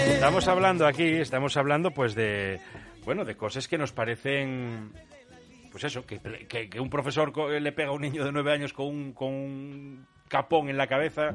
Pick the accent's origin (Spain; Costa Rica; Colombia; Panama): Spain; Oviedo, Asturias; also born or lived in Vigo; yo con diez años llegué aquí a Oviedo, esto era en Vigo